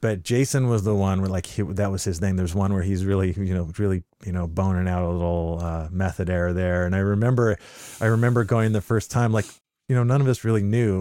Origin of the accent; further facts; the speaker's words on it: Bellingham, Washington, United States; also born or lived in Central America / California; I, uh, was born in Bellingham. I lived, uh, most of the first, I don't know, fifteen years of my life there, with the exception that my father served in the military